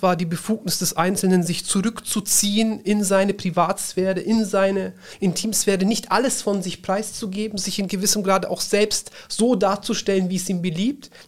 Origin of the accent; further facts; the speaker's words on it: Nuremberg, Bavaria, Germany; Ich bin in Nürnberg geboren, bin dann dort auch aufs neunjährige musische Gymnasium